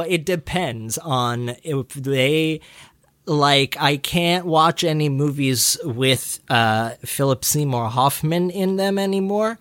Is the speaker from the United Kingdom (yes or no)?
yes; Scotland, United Kingdom; I'm from Scotland